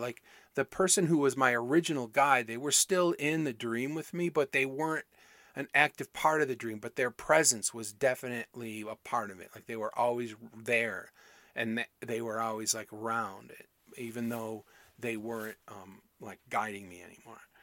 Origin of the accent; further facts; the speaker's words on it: Michigan, United States; where I grew up in Michigan